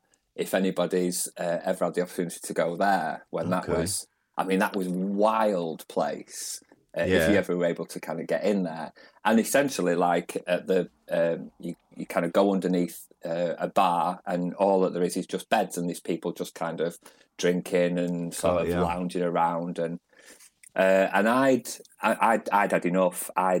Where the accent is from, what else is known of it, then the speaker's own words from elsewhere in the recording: Manchester, North West England, United Kingdom; I am, yeah, originally. I'm from East Manchester. So, I suppose, like, thinking about it, I was born in the mid 70s. It's considered a bit more of the rough end of Manchester.